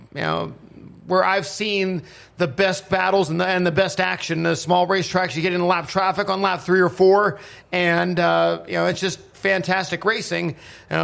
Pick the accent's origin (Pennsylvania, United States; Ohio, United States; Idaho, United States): Pennsylvania, United States; Pittsburgh; having grown up in the Pittsburgh area